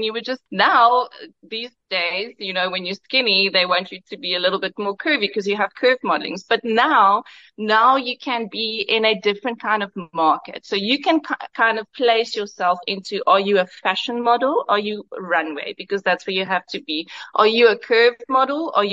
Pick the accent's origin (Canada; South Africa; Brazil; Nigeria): South Africa; Karoo; I'm from the Karoo. My dad was a farmer